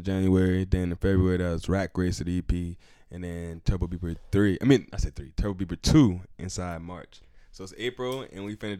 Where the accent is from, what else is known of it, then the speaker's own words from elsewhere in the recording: North Charleston, South Carolina, United States; I'm from Charleston, South Carolina. Shit. Grew up in North Charleston, South Carolina. Trenches, to be specific.